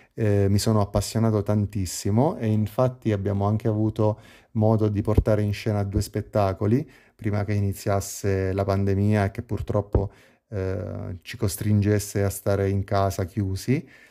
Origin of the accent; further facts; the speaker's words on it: Pescara, Abruzzo, Italy; ho 35 anni e sono di Pescara, una città nel centro Italia, sulla costa adriatica